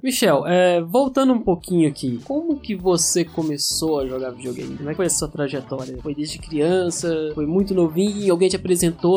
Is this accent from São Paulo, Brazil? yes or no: no; Belo Horizonte, Minas Gerais, Brazil; eu cresci em Belo Horizonte, eu sou de BH